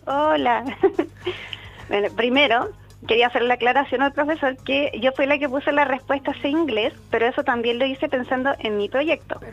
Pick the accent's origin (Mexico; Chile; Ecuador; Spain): Chile; Alerce, Los Lagos; yo soy de acá de Alerce